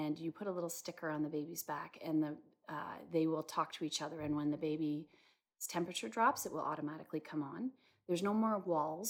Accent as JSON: {"language": "English", "town": "Peterborough", "region": "Ontario", "country": "Canada", "tie": "born or raised there", "said": "I am pretty much born and raised in Peterborough"}